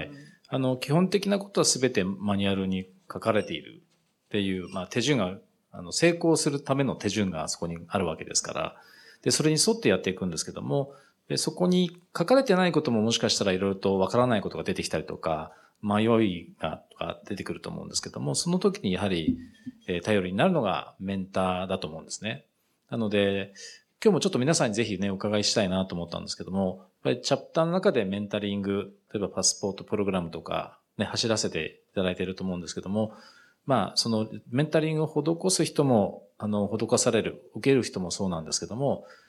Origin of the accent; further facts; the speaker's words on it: Japan; moved away as an adult; also born or lived in United Kingdom; 自分の国なんですけど